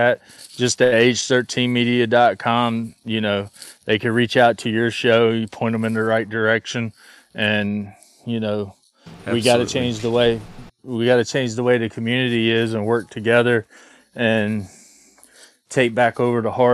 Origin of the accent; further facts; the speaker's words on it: North Carolina, United States; we're both from North Carolina